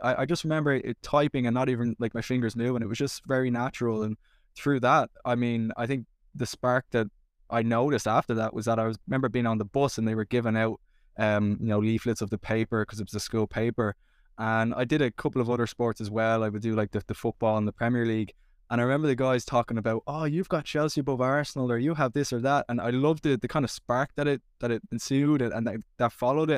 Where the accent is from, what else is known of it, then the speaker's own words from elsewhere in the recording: Dublin, Leinster, Ireland; growing up in Dublin